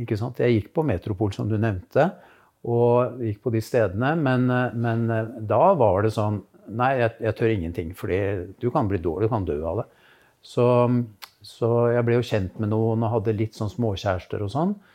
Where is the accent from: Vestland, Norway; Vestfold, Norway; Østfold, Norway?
Østfold, Norway; Moss; jeg vokste opp i Moss